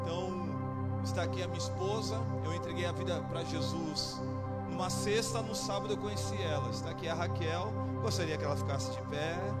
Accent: Baixada Santista, São Paulo, Brazil; Sou lá da Baixada Santista

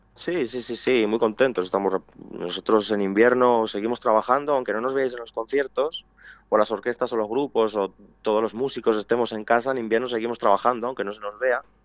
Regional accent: Pedrajas de San Esteban, Castile and León, Spain; aquí en Pedrajas, en mi pueblo

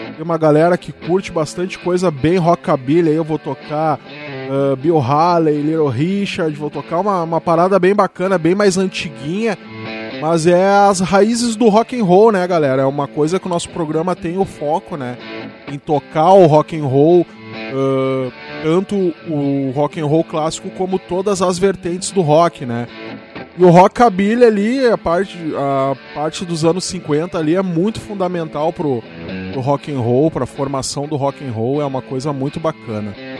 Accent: São Gabriel, Rio Grande do Sul, Brazil; moved away; minha terra natal, né? Lá de São Gabriel, eu sou de lá.

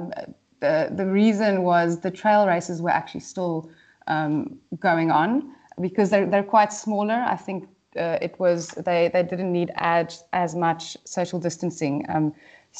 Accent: South Africa; moved away as an adult; also born or lived in Great Britain; now in United Kingdom; moving overseas and not being able to run as a South African

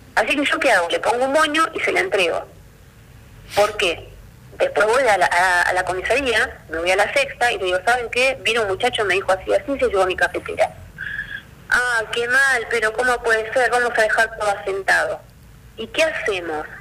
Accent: Buenos Aires, Argentina; moved away as an adult; now in Río Gallegos, Argentina; yo soy de Buenos Aires y me vine a vivir a Río Gallegos.

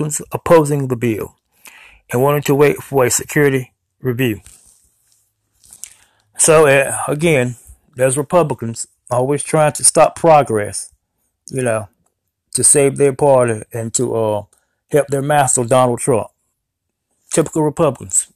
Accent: United States; We are American citizens

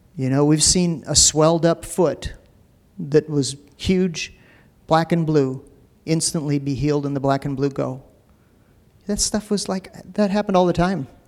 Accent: United States; also born or lived in Minneapolis; Being an American

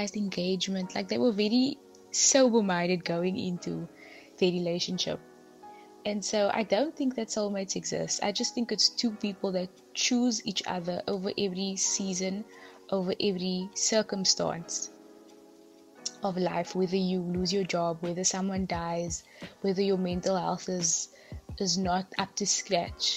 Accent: Cape Town, Western Cape, South Africa; I'm from Cape Town.

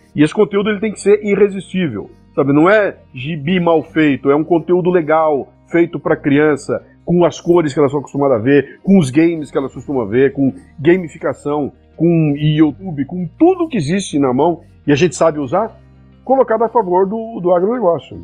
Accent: Brazil; Eu, como brasileiro

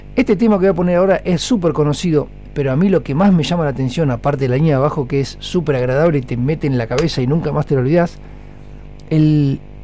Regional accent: Argentina

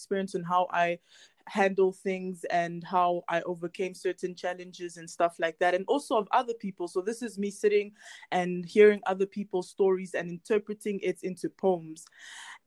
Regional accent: South Africa; And I am originally from Congo, but I was born and raised here in South Africa

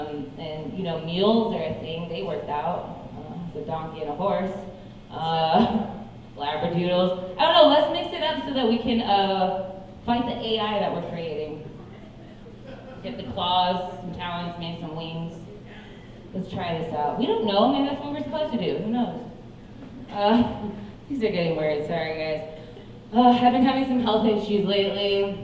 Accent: the Bible Belt, United States; I grew up partly in the Bible Belt, but I only know half know about this.

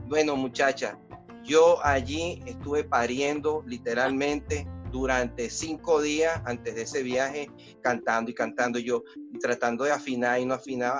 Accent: Caracas, Capital District, Venezuela; moved away as an adult; now in Netherlands; esa Venezuela donde yo me crié

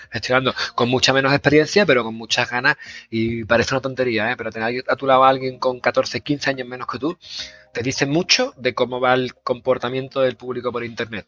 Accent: Seville, Andalusia, Spain; accent: Sevillano; mi acento sevillano

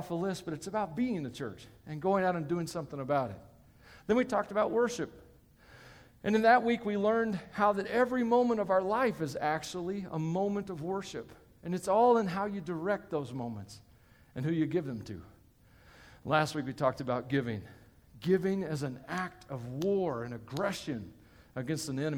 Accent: Tennessee, United States; I come from Tennessee, and it's a very wet part of the country

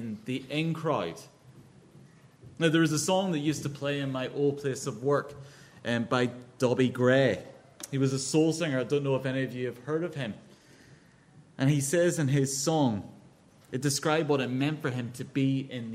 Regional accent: Northern Ireland, United Kingdom; now in London, United Kingdom; you might guess from my accent, this is Northern Ireland

